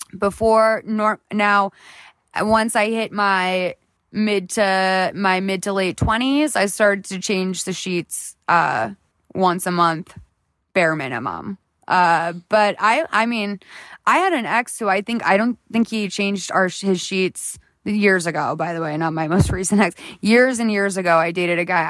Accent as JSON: {"language": "English", "town": "Boston", "region": "Massachusetts", "country": "United States", "moved": "yes", "lives_now": "Los Angeles, United States", "said": "I'm from Boston"}